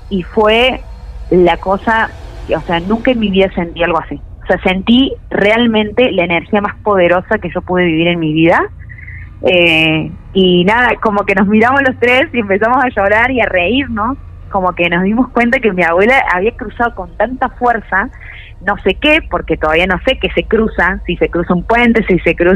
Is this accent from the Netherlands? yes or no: no; Córdoba, Argentina; Sí, soy cordobesa.